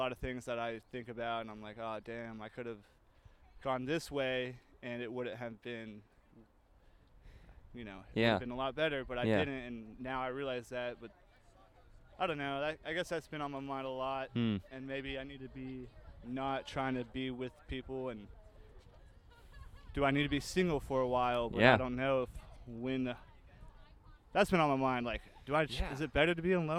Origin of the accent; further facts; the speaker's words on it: Amarillo, Texas, United States; moved away as an adult; now in Austin, United States; I'm from Amarillo